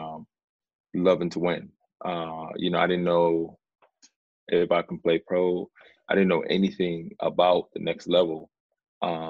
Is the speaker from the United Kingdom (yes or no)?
no; Sydney, New South Wales, Australia; born or raised there; also born or lived in Sudan